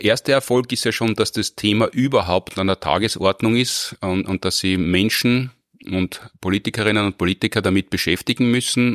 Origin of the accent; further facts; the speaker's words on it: Austria; bei uns in Österreich